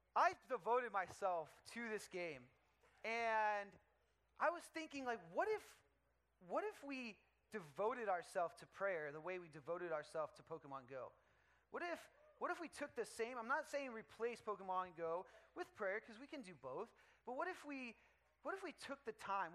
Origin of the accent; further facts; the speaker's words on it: Dallas, Texas, United States; now in California, United States; I'm from Dallas, Texas